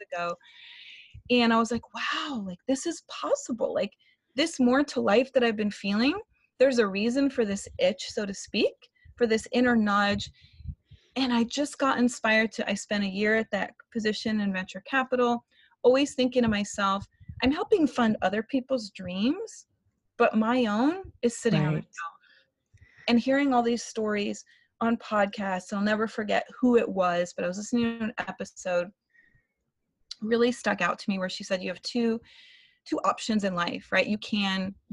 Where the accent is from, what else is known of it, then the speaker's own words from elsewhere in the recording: Florida, United States; moved away as an adult; born and raised in Florida, which I actually just relocated back a month ago.